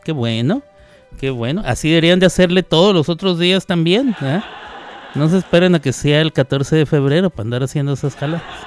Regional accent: Mexico

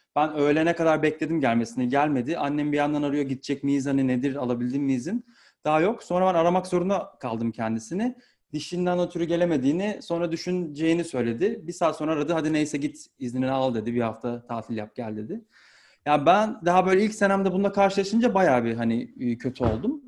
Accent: Turkey; born or raised there; now in Norway

